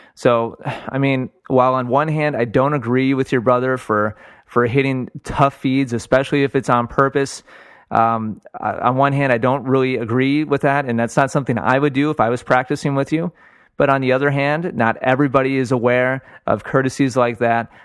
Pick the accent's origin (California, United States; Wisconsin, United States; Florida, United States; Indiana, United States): Wisconsin, United States; Milwaukee; moved away; I'm from Milwaukee originally